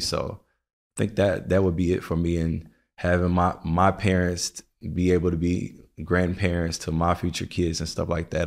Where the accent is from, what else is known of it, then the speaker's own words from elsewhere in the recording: the South, United States; now in New York, United States; I'm from the South